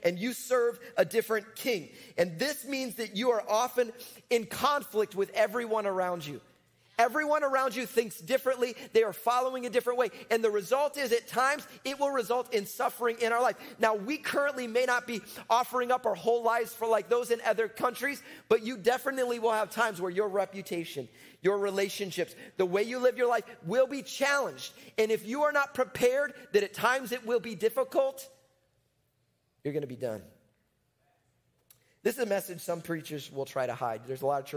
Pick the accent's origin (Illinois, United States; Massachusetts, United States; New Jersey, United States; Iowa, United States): Illinois, United States; Chicago; I'm from Chicago. That's where I grew up.